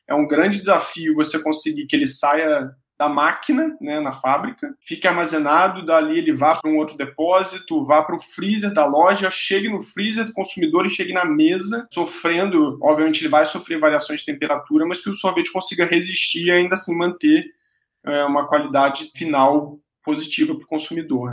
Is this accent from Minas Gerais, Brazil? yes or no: no; interior of Rio de Janeiro state, Brazil; also born or lived in Chicago; Eu sou do interior do Rio e quando era criança, os meus pais tinham uma sorveteria, aquelas bem tradicionais de cidade pequena. Então eu cresci tomando sorvete